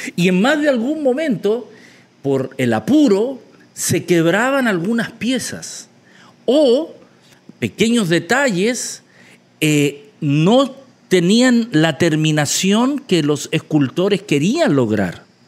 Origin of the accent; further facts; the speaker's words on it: Chile; moved away; mi país de origen, Chile